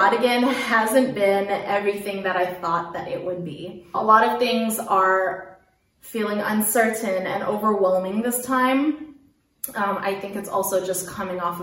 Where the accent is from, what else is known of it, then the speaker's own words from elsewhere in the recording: Daly City, California, United States; moved away as an adult; also born or lived in South Korea; now in Germany; I'm a Filipino American from Daly City, California, which is right outside San Francisco